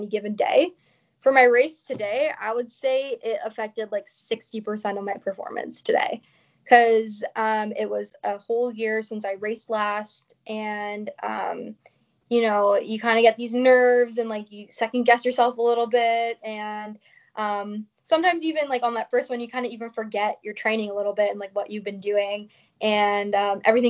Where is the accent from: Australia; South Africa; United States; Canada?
Canada; being Canadian